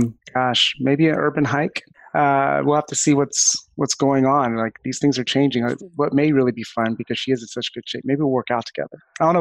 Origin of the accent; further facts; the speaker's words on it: Florida, United States; I'm from Florida.